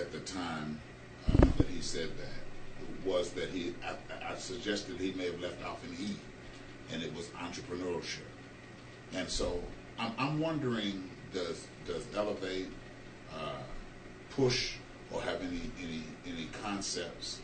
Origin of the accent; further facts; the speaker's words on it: Indianapolis, Indiana, United States; and I'm from Indianapolis.